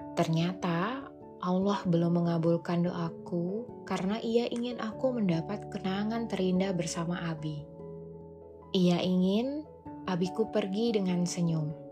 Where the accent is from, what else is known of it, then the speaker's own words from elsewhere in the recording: Jambi, Indonesia; now in Jakarta, Indonesia; Pulanglah aku ke Jambi, kota kelahiranku.